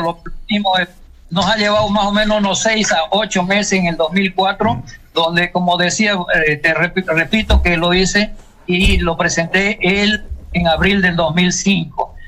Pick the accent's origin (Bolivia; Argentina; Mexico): Bolivia; Santa Cruz de la Sierra, Santa Cruz; also born or lived in Ponta Grossa, Brazil; now in Asunción, Paraguay; el campeonato cruceño de ahí de mi ciudad